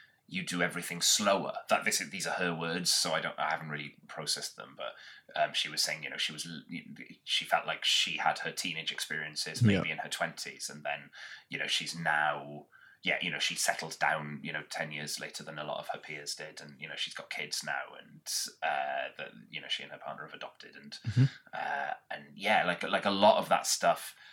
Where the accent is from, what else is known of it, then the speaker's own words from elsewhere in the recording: Swansea, Wales, United Kingdom; accent: Welsh; the same street that I grew up on in Swansea.